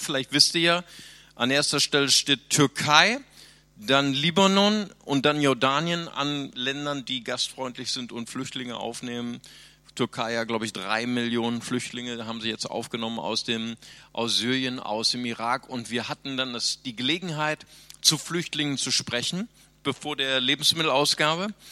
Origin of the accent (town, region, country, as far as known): Bonn, North Rhine-Westphalia, Germany; moved away; also born or lived in Brazil